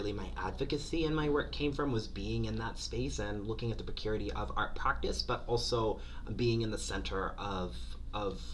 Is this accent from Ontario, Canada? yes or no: no; Halifax, Nova Scotia, Canada; I'm from Halifax, Nova Scotia, Chipuktuk Mi'kma'ki